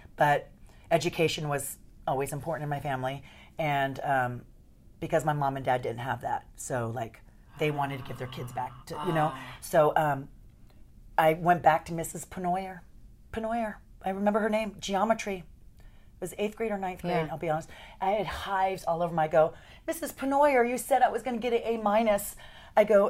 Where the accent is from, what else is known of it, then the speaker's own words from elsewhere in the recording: San Bernardino, California, United States; moved away as an adult; also born or lived in Memphis / Louisville; growing up in California, because that's where I'm born